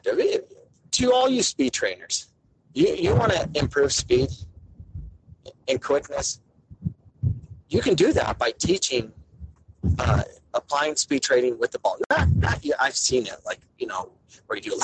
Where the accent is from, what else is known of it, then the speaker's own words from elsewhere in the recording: Arizona, United States; I grew up in Arizona